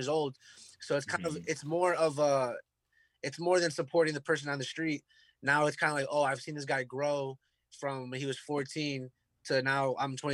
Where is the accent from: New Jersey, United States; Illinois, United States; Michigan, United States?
New Jersey, United States; Newark; I was born and raised in the Ironbound section